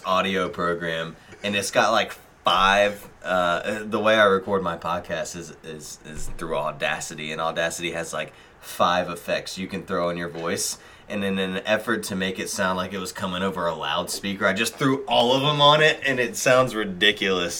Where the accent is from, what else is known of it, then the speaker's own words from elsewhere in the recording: United States; I'm American